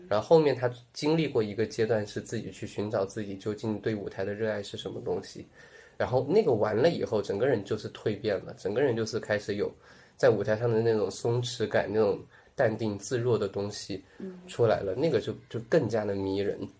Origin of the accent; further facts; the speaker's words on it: Sichuan, China; also born or lived in Tianjin; now in Chengdu, China; 我， 我是， 我是四川人， 从小就是四川人